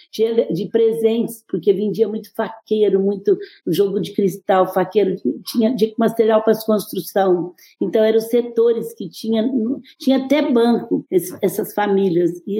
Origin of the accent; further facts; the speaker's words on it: Franca, São Paulo, Brazil; brinco que eu sou mais mineira do que paulista, porque Franca é é mineiro e 30% é filho de mineiro.